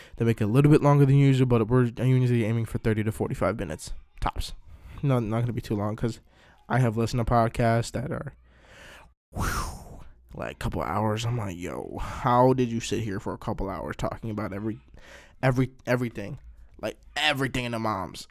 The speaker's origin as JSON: {"language": "English", "area": "DMV area", "region": "Maryland", "country": "United States", "tie": "born or raised there", "said": "born and raised in Maryland, D N V area."}